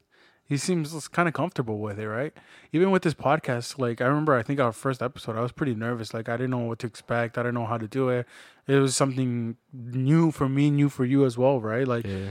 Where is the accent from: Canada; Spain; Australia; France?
Canada; Like, growing up in Canada, it's not unfortunate. Like, we're actually very fortunate.